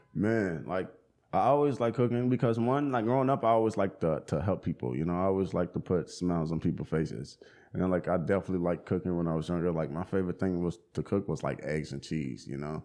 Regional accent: Charlotte, North Carolina, United States; now in Asheville, United States; I grew up in Charlotte, homie. Grew up in Charlotte on the north side

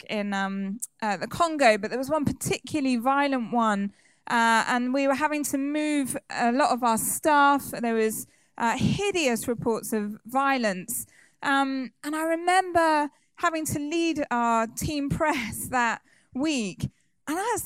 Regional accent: Somerset, South West England, United Kingdom; I grew up in Somerset and I just was quite sheltered.

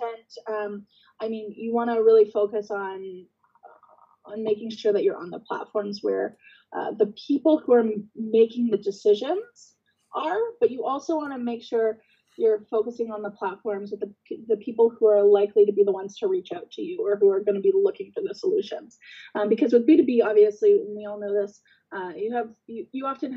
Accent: Guelph, Ontario, Canada; moved away; I'm originally from Guelph as well. So it's nice to kind of have that town connection

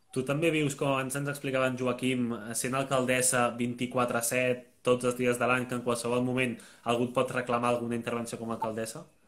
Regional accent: Barcelona, Catalonia, Spain; Aquí a Barcelona, per exemple, que jo soc de Barcelona

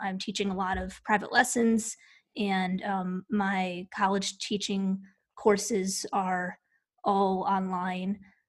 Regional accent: Midwest, United States; now in Knoxville, United States; I grew up in the Midwest, and so I did not grow up hiking.

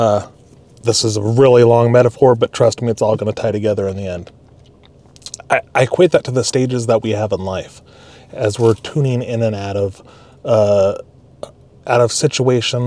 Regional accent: Alaska, United States; moved away; also born or lived in California / Utah; I grew up in Alaska, spent a little bit of time in California, finished a college degree in Utah

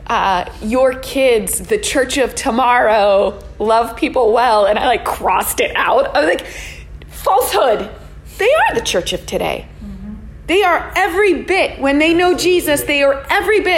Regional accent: Bethel Park, Pennsylvania, United States; moved away as an adult; also born or lived in Oklahoma; I grew up in Bethel Park, the other side of Pittsburgh from here

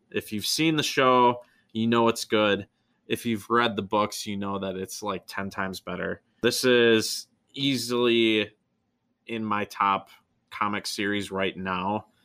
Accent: near Wausau, Wisconsin, United States; a town that is almost my hometown. Wausau, Wisconsin.

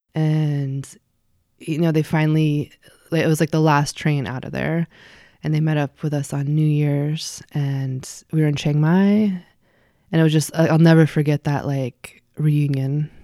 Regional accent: Eugene, Oregon, United States; moved away as an adult; also born or lived in Spokane, Washington / Richland, Washington / Camp Sherman, Oregon / Seattle, Washington; Eugene is where I grew up. So from when I was two and a half to, hmm, eighteen.

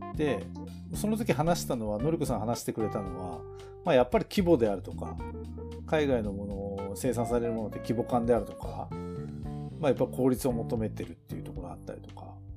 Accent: Tokachi, Hokkaido, Japan; 僕らの地元の十勝

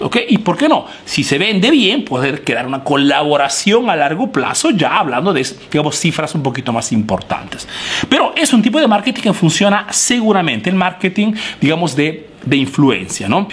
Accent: Peru; now in Italy

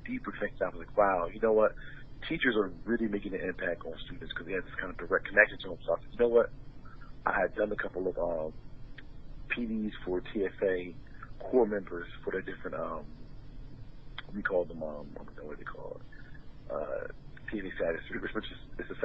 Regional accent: Trenton, New Jersey, United States; moved away as an adult; now in Philadelphia, United States; Born and raised in Trenton, New Jersey. Been living in Philadelphia the last 10 years.

